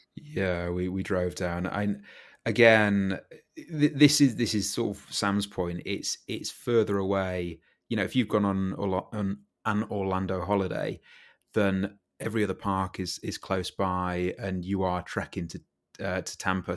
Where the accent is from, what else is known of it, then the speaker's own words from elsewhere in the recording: United Kingdom; as a Brit